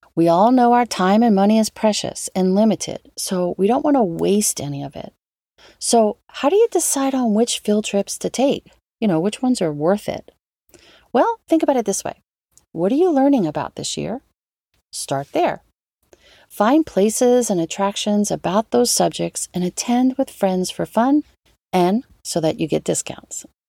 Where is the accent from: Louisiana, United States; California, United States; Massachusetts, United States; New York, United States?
Louisiana, United States; New Orleans; New Orleans, my hometown